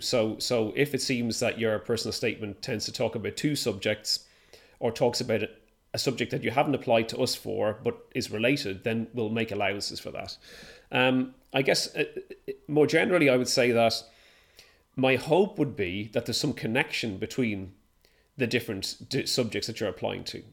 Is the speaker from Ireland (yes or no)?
yes; Ireland; now in United Kingdom; I'm Irish